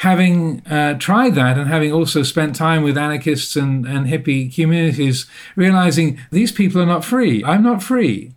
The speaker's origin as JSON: {"language": "English", "region": "England", "country": "United Kingdom", "accent": "English private school", "said": "I went through the English private education system, as you can probably tell by my accent"}